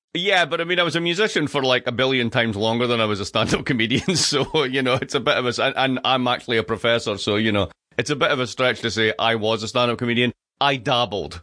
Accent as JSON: {"language": "English", "town": "Dundee", "region": "Scotland", "country": "United Kingdom", "tie": "born or raised there", "moved": "yes", "said": "I grew up in Dundee. Dundee"}